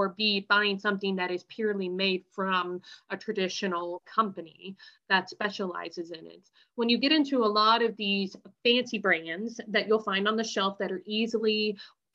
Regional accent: Northeast Ohio, United States; I'm from Northeast Ohio

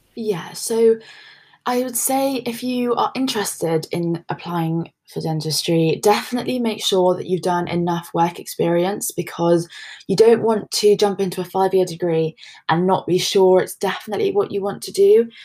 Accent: London, United Kingdom; moved away as an adult; now in Leeds, United Kingdom; I'm actually from London, and I didn't know how much I was going to like Leeds when I first came here

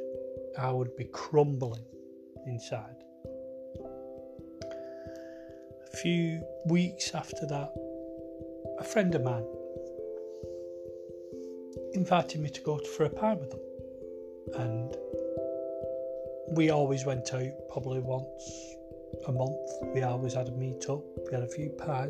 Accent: Wigan, North West England, United Kingdom; I'm from Wigan

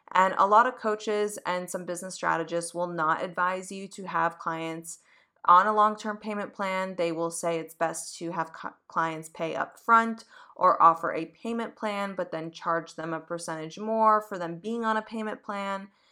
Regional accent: Boston, Massachusetts, United States; now in New York, United States; coming from New York and I grew up in Boston

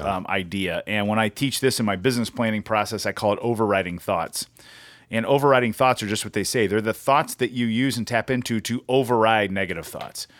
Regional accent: United States; moved away; I grew up on the same river

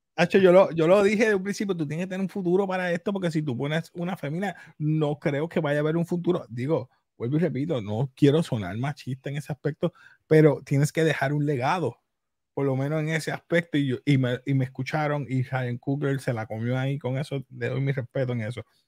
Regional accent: Puerto Rico; soy puertorriqueño

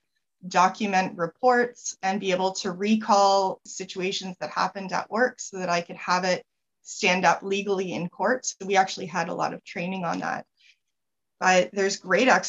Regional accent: Canada; I'm Canadian.

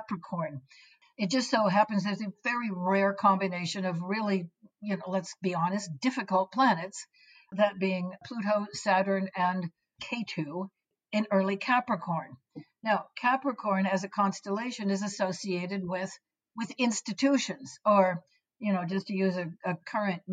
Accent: United States; I'm a Westerner, since I'm an American

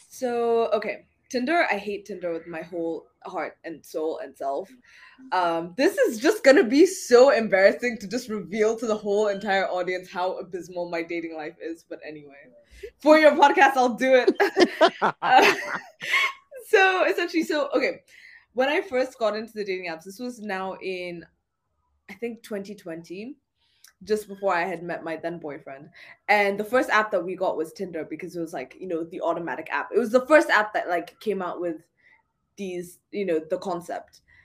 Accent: Kenya; moved away as an adult; now in London, United Kingdom; I am definitely like through and through Kenyan.

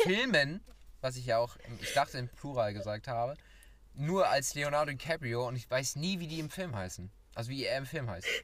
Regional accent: Schleswig-Holstein, Germany; mit meinem Schleswig-Holsteiner Abitur

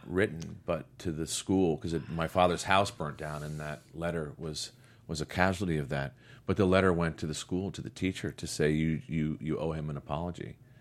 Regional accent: United States; also born or lived in Connecticut; I'm from New York and Connecticut.

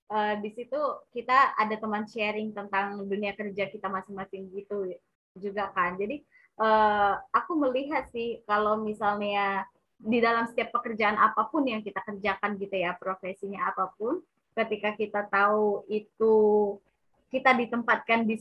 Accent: Sumatra, Indonesia; Aku orang Sumatera

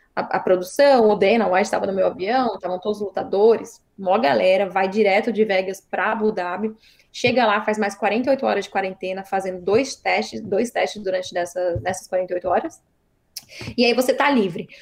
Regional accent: Brazil; now in Sacramento, United States; eu sou brasileira

